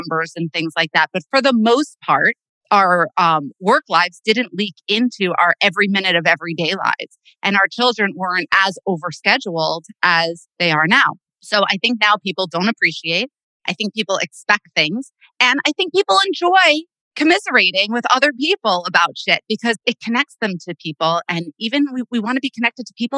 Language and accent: English; Bergen County, Northern New Jersey, United States; I grew up in Northern Jersey